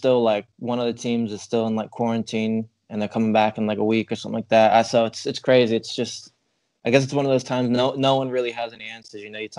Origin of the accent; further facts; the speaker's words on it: England, United Kingdom; also born or lived in United States; now in Ireland; I did, like, primary and secondary school in England. So, yeah, just wherever I'm at the longest is my accent will start to change. The longer I'm here, my accent will become English. And then if I went back to America, it'll slowly become American.